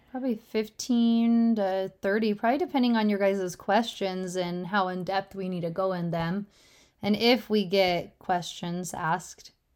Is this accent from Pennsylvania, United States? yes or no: no; Utah, United States; I was born in Utah